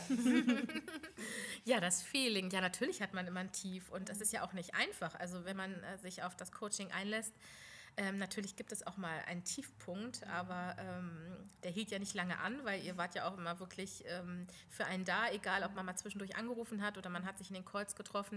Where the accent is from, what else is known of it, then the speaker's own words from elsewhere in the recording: Lower Saxony, Germany; ich komme aus Niedersachsen